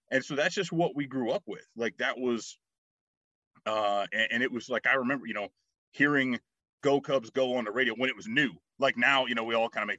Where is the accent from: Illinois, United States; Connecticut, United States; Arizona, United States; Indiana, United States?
Indiana, United States; South Bend area; born or raised there